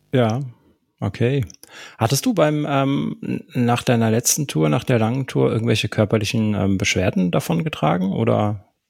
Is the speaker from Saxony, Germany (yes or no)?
no; Karlsruhe, Baden-Württemberg, Germany; moved away; Meine Heimat, da komme ich her, gebürtig.